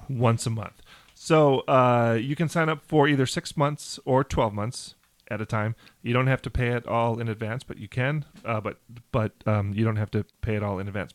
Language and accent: English; Riverview, Michigan, United States; we're both from Michigan